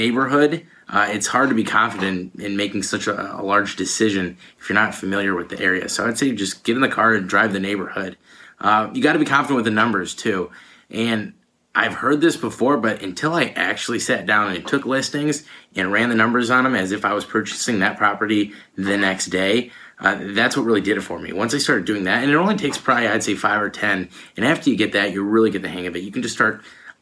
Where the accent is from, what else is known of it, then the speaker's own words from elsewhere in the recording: Allen Park, Michigan, United States; I'm from Allen Park, Michigan, which is about 20 minutes away from Detroit.